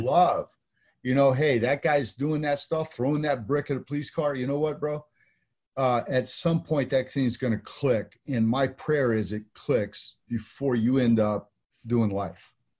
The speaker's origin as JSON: {"language": "English", "region": "California", "country": "United States", "moved": "yes", "lives_now": "Texas, United States", "said": "in California, where I'm from, I live in Texas now"}